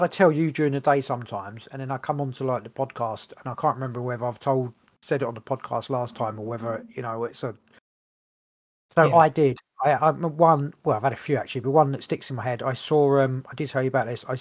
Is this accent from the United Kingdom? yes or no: yes; England, United Kingdom; we're English